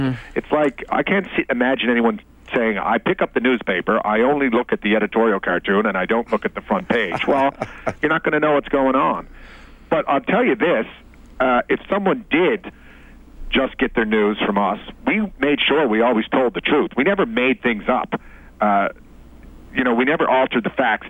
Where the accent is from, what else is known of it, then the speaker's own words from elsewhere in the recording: Newfoundland and Labrador, Canada; I'm a Newfoundlander, too, so just working is the way I was raised.